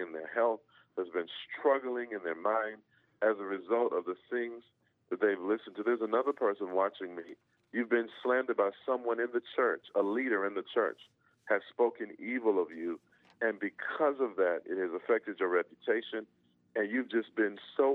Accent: Georgia, United States; when I grew up in Georgia, you know, we had big homes

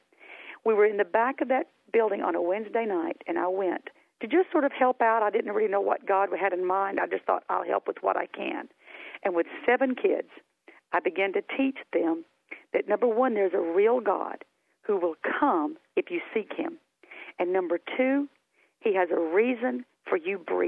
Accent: Hamilton, Alabama, United States; accent: Southern; moved away as an adult; my hometown of Hamilton, Alabama

